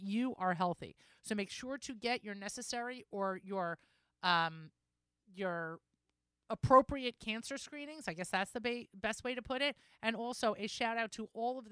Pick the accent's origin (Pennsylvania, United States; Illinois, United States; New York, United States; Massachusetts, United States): New York, United States; I'm a New Yorker